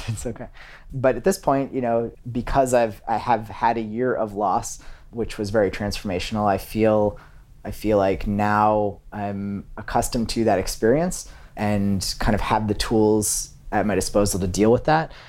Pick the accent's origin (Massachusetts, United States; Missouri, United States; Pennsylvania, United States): Massachusetts, United States; Massachusetts outside of Boston, United States; now in New York, United States; I grew up in Massachusetts outside of Boston